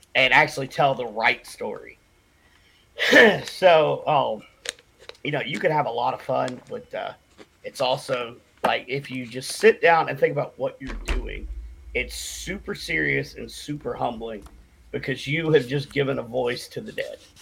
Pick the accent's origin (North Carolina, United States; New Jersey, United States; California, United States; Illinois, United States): North Carolina, United States; Cherokee Reservation; I was born and raised on the Cherokee Reservation here uh, in North Carolina.